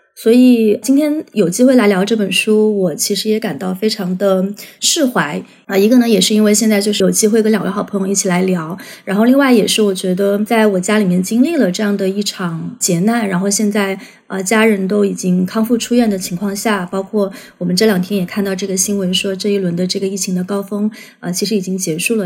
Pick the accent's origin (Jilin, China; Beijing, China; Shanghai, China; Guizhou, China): Guizhou, China; moved away; 作为贵州人